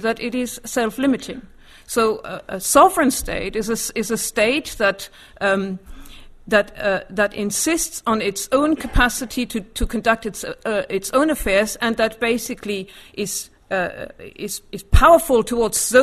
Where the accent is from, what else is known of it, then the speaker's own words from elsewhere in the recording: Germany; moved away as an adult; now in United Kingdom; although I grew up in Germany, I have an English mother.